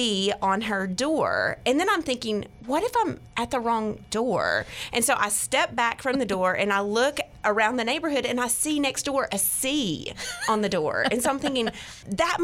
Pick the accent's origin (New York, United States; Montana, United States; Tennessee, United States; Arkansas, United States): Arkansas, United States; Conway; Conway, Arkansas, which is my hometown.